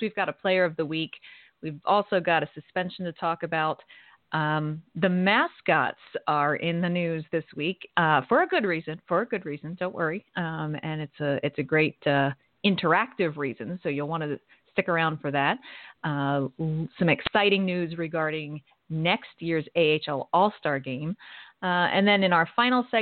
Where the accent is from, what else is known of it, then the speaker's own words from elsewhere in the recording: Philadelphia, Pennsylvania, United States; I'm from Philly